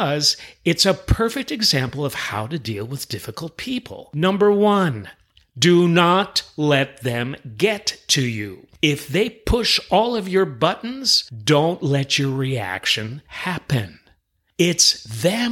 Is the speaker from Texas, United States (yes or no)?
no; New York City, New York, United States; moved away; I'm originally from New York City. We have it in our DNA